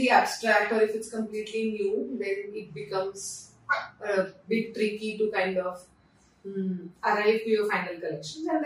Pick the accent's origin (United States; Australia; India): India; Pune, Maharashtra; moved away as an adult; also born or lived in Mumbai; I am from Pune, so I always wanted to come back to Pune. I was in Mumbai for work and then I came back to Pune